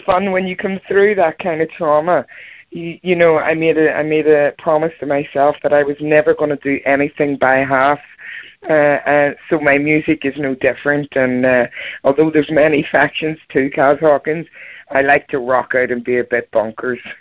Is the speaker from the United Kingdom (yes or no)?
yes; Belfast, Northern Ireland, United Kingdom; I was born in Belfast, Northern Ireland, and uh, I was on the cover scene back home for 25 years in wedding bands.